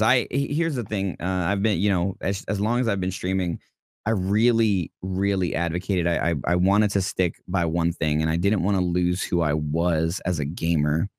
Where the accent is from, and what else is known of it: New York City, New York, United States; born or raised there